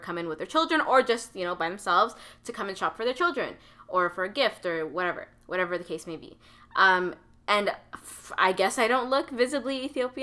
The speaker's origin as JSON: {"language": "English", "country": "Canada", "tie": "born or raised there", "said": "I was born here in Canada."}